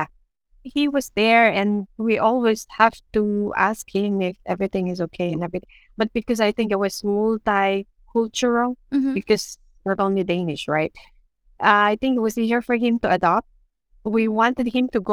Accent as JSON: {"language": "English", "country": "Philippines", "first_language": "Ilocano", "second_language": "English", "moved": "as an adult", "lives_now": "Denmark"}